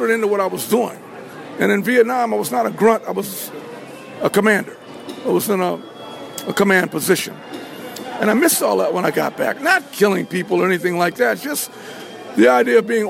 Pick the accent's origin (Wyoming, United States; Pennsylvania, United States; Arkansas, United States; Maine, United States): Pennsylvania, United States; Philadelphia; also born or lived in Washington, D.C. / New York City; I'm from Philadelphia, Pennsylvania. Born in Washington, D.C., and perfected my craft in New York City, Harlem